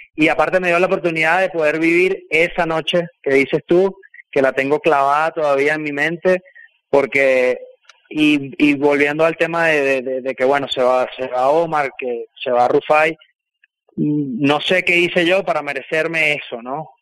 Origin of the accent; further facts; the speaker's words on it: Venezuela; moved away; fui el primero venezolano en estar en ese 11